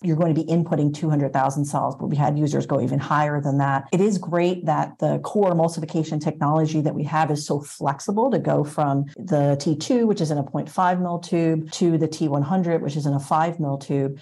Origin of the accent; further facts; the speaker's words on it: upstate New York, United States; moved away as an adult; also born or lived in New Jersey / Boston area, Massachusetts; now in Boston, United States; I grew up in upstate New York and then went to college in New Jersey at Princeton University for molecular biology